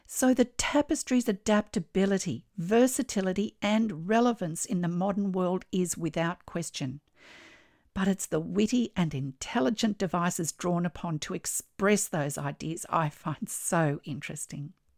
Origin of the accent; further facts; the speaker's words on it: Australia; I'm an Australian textile artist